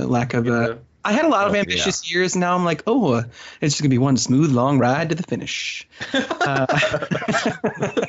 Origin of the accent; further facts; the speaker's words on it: New Jersey, United States; accent: Philly; now in Philadelphia, United States; I grew up in South Jersey